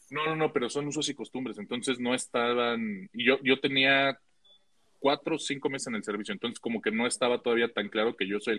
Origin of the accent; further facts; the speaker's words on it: San Luis Potosí, Mexico; para, entrar a mi pueblito tú tenías que entrar a Ciudad Valles y te ibas al norte